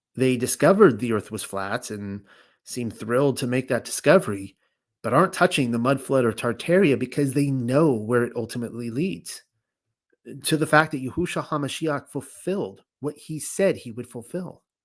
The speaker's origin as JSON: {"language": "English", "region": "California", "country": "United States", "tie": "born or raised there", "moved": "as an adult", "said": "I grew up in California. I actually spent my first 35 years in California."}